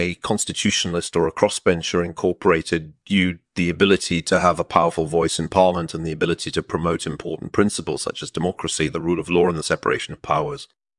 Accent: England, United Kingdom; born there; I was born in England in 1955.

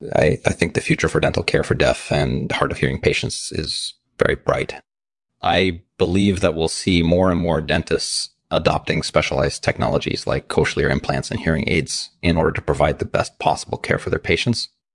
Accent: Russia; I grew up in Russia

